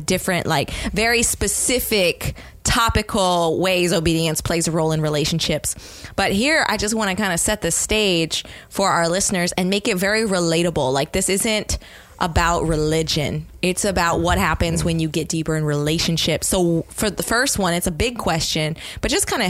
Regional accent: Maryland, United States; I'm from Maryland

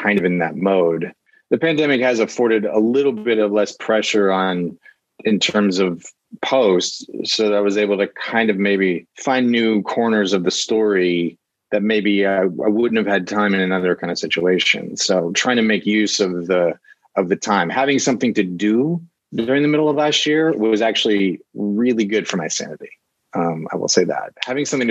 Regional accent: Atlanta, Georgia, United States; now in Los Angeles, United States; I live in Los Angeles, but I'm from Atlanta.

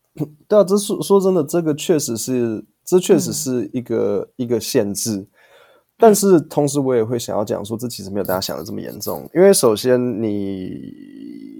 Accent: Taiwan; 我国中、高嗯。中、大学，我每一张毕业证书都是台湾发的

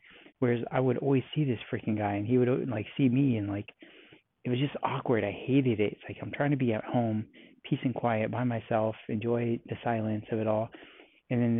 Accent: California, United States; now in Texas, United States; I'm from California

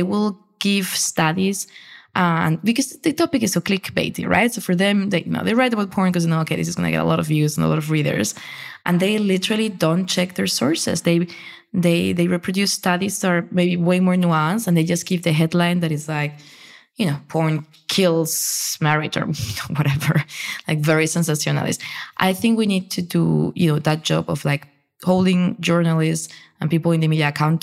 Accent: Spain; I come from a very Catholic country. I grew up in Spain

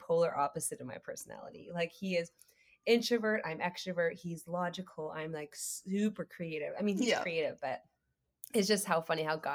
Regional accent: Canada; moved away as an adult; now in Austin, United States; I'm Canadian, so I had to get my green card.

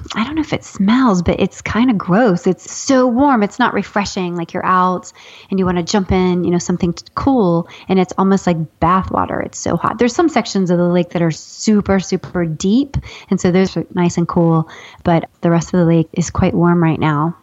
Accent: Ohio, United States; I'm from Ohio

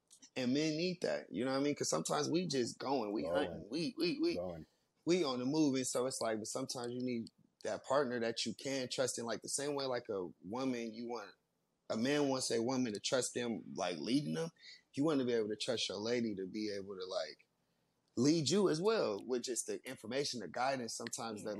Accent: California, United States; I grew up gangbanging and shit. You know, I'm from California

